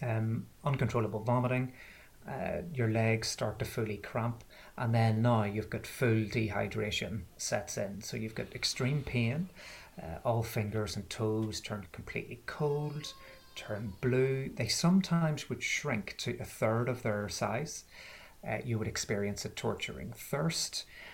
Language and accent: English; Belfast, Northern Ireland, United Kingdom; moved away as an adult; I'm from Belfast, which you could possibly tell from the accent, but I haven't lived there in about 15 or 16 years, so it's mellowed a little bit.